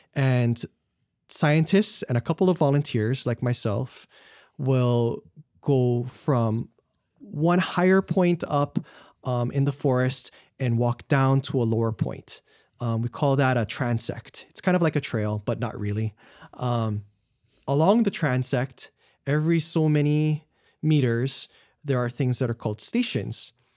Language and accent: English; Wahiawa, Hawaii, United States; I'm from Wahiawa, no Oahu, which is in the middle of the island